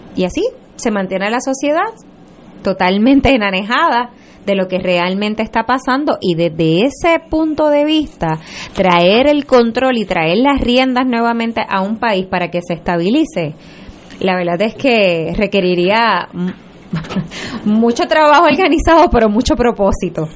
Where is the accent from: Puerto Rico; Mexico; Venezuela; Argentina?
Puerto Rico; como puertorriqueños